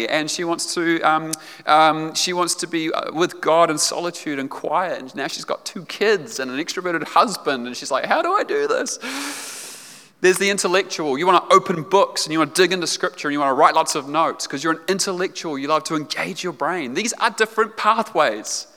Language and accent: English; Otago, New Zealand; I grew up in Otago. I grew up down south